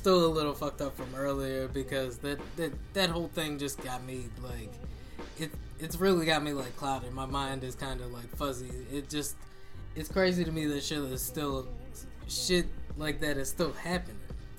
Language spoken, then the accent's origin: English; United States; I'm American.